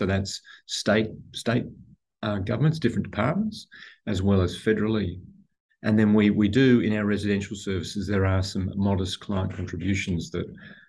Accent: Australia; born or raised there; also born or lived in Nairobi, Kenya / Sydney, Australia

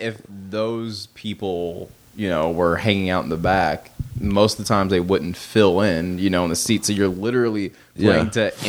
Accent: Marietta, Georgia, United States; now in Los Angeles, United States; Because like actual Marietta is kind of a dump, and then like that's where I grew up

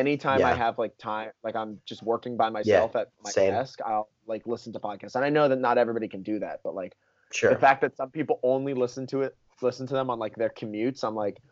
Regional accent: Florida, United States; we're both from Florida

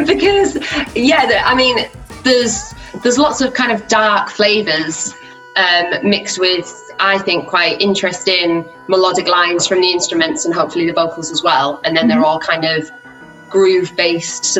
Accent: Teesside, North East England, United Kingdom; moved away as an adult; now in Leeds, United Kingdom; I'm originally from Teesside in the northeast of England, but I moved to Leeds for music college

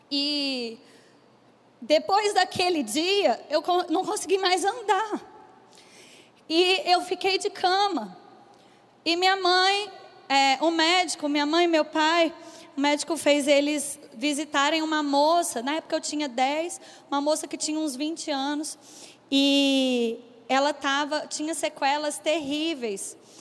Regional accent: Bauru, São Paulo, Brazil; eu sou do interior de São Paulo, eu sou de Bauru

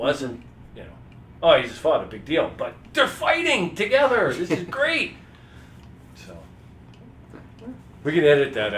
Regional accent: Saskatoon, Saskatchewan, Canada; I was growing up in Saskatoon

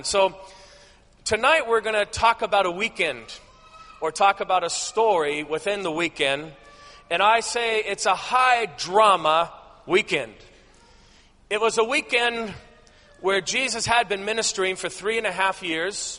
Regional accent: Southern California, United States; moved away as an adult; also born or lived in Alaska; I grew up in Southern California, down by the beach.

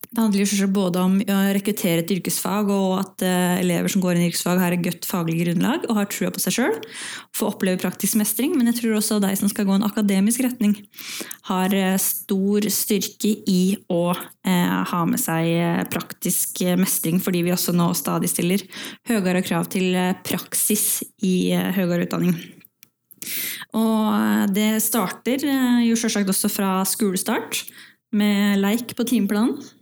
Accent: Valdres, Innlandet, Norway; så kommer jeg fra Valdres i utgangspunktet

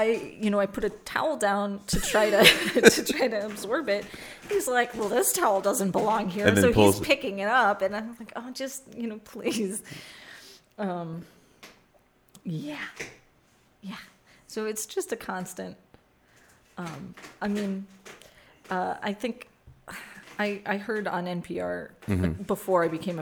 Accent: Milwaukee, Wisconsin, United States; I grew up in Milwaukee in the 80s

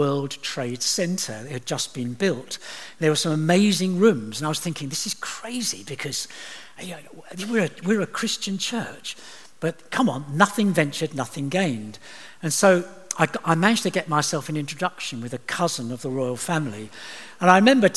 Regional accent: Eastbourne, South East England, United Kingdom; moved away; I'm from Eastbourne

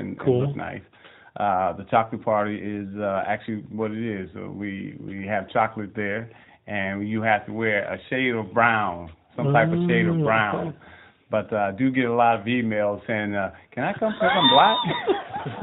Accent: Chicago, Illinois, United States; now in Arizona, United States; I'm really from Chicago

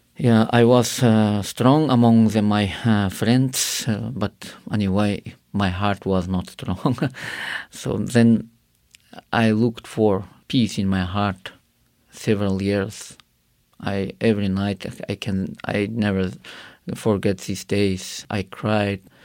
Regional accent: Karakalpakstan, Uzbekistan; English is a second language; I grew up in Karakal, Pakistan, where it is, uh, one of Muslim country

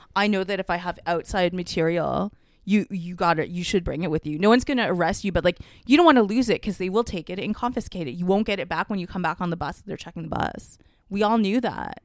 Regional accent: Canada; me being a Canadian person

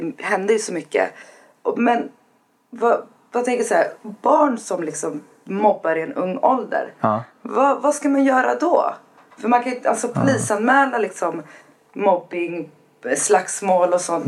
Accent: Nacka, Stockholm County, Sweden; Där är jag uppväxt

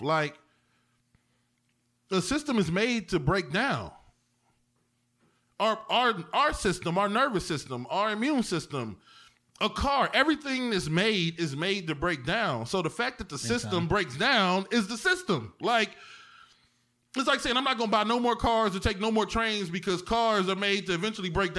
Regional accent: East Cleveland, Ohio, United States; I'm from East Cleveland, nigga. We ain't have enough books

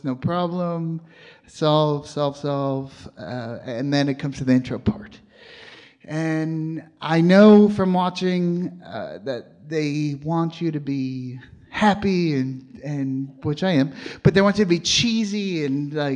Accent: New York, United States; moved away; I'm from New York

